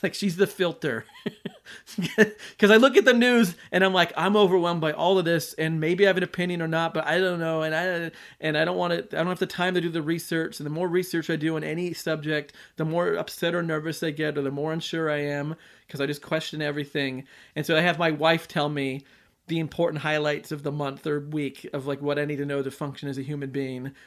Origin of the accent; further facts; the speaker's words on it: United States; I'm an American